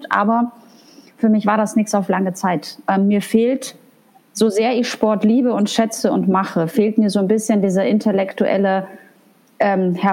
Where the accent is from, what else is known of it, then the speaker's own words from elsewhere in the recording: Paderborn, North Rhine-Westphalia, Germany; also born or lived in Gdańsk, Poland; Ich bin gebürtige Polin. Ich komme eigentlich aus mhm.